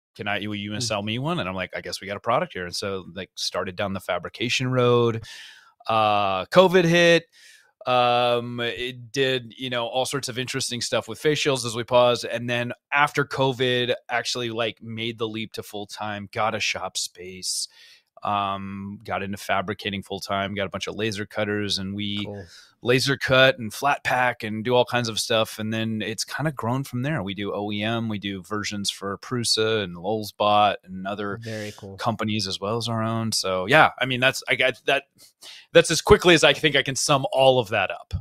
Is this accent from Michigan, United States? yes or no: no; Cupertino, California, United States; I grew up in Cupertino